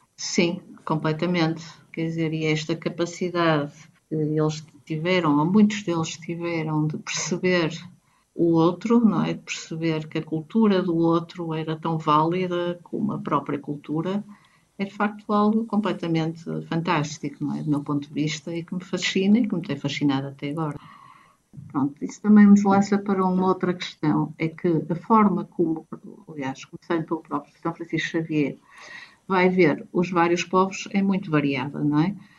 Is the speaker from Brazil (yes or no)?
no; Porto, Norte, Portugal; moved away as an adult; also born or lived in Florence, Italy; now in Macau, Macau; Sou do Porto, e estou cá em Macau desde agosto de 2019